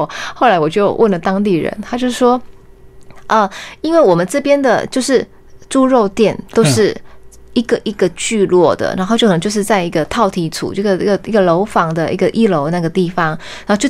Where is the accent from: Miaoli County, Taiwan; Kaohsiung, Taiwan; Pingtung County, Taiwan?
Kaohsiung, Taiwan; 对对对，因为高雄就是我的故乡。那其实高雄其实就是闽南人的一个族群。